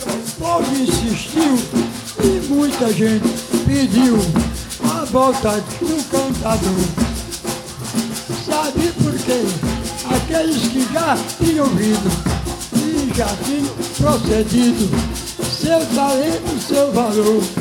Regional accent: Bom Conselho, Pernambuco, Brazil; also born or lived in Rainha Isabel, Bom Conselho / Garanhuns / Recife / Olinda; Eu sou filho natural de Bom conselho de Papacácio, nasci no município de Rainha Isabel, que é o pequeno quilombo. E, graças a Deus, com 12 anos, com 8 anos de idade, saí de Rainha Isabel para Bom Conselho com, e vim para Garanhuns.

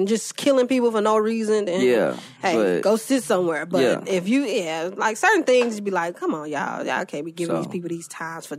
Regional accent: Memphis, Tennessee, United States; moved away; also born or lived in Atlanta; I'm not from Atlanta. I'm from Memphis, but, you know, by way of Atlanta.

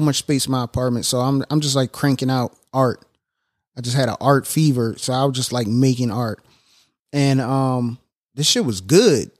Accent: Annapolis, Maryland, United States; Annapolis, I was born and raised in Annapolis

